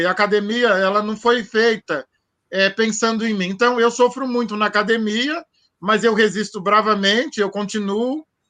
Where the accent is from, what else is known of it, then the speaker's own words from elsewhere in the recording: Santo André, São Paulo, Brazil; Eu nasci em Santo André, eu sou nascido em Santo André aqui, é, sou andreense de nascimento